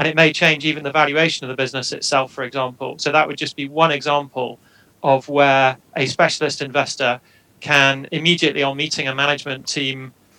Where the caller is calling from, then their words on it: Edinburgh, Scotland, United Kingdom; I'm joining you from Edinburgh in Scotland today.